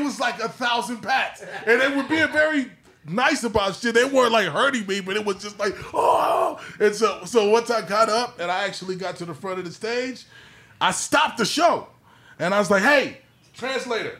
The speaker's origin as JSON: {"language": "English", "region": "Southern California", "country": "United States", "said": "coming from Southern California"}